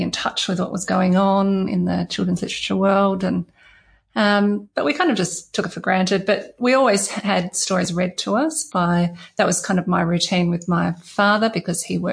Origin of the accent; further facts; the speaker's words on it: Perth, Western Australia, Australia; also born or lived in Porongurups; growing up in Perth's just brilliant